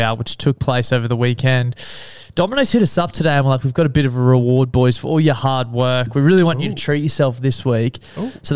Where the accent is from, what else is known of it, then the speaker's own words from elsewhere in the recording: Queensland, Australia; Being a Queenslander